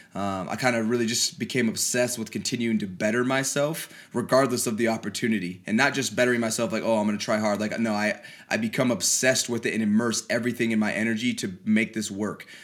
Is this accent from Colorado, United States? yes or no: yes; Colorado, United States; moved away as an adult; I grew up on a, a small ranch out in Colorado